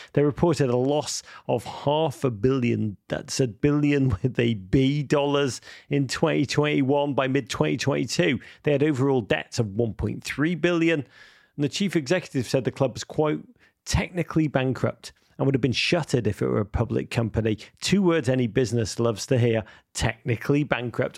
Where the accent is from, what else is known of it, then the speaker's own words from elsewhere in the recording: Liverpool, North West England, United Kingdom; moved away; I actually spent the holiday back in Liverpool, my hometown